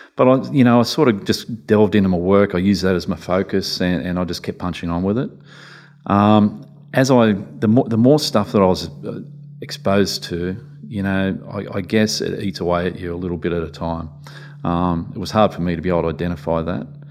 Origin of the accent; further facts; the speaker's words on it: Newcastle, New South Wales, Australia; I was brought up in Newcastle